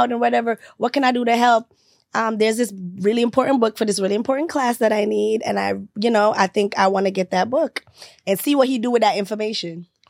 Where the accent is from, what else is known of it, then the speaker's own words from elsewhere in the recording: Jamaica; moved away; I'm Jamaican